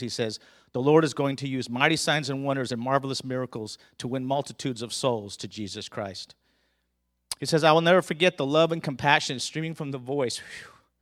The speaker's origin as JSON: {"language": "English", "region": "Southern California", "country": "United States", "tie": "born or raised there", "said": "I grew up in Southern California"}